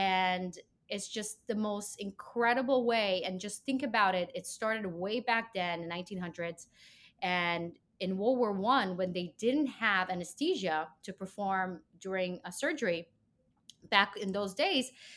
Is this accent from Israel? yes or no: yes; Israel; moved away as an adult; I'm from Israel